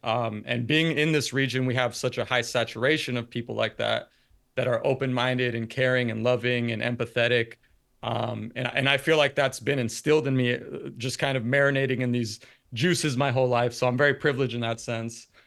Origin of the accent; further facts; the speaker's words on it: San Francisco Bay Area, California, United States; born and raised in the Bay